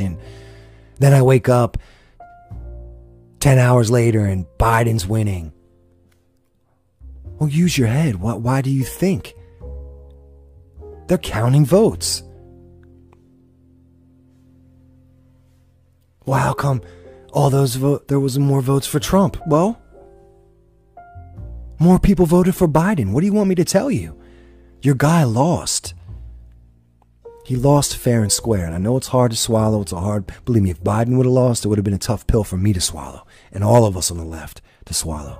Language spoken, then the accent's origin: English; Pennsylvania, United States; It's my home state.